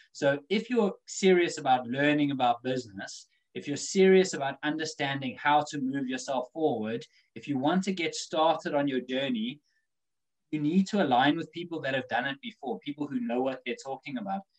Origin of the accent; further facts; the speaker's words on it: South Africa; now in United Kingdom; growing up in Africa, that wasn't the thing. But since coming to the UK